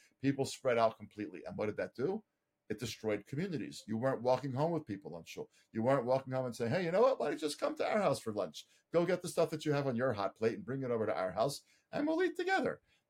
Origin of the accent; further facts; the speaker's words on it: Baltimore, Maryland, United States; moved away as an adult; now in Israel; the Orthodox shul that I grew up with in Baltimore